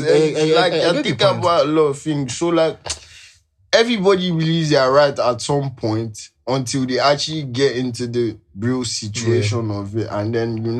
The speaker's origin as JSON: {"language": "English", "country": "Nigeria", "said": "I'm Nigerian"}